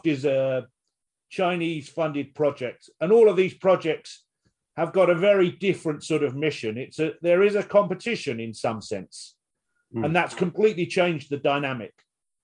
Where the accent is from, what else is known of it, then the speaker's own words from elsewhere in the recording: United Kingdom; we're British.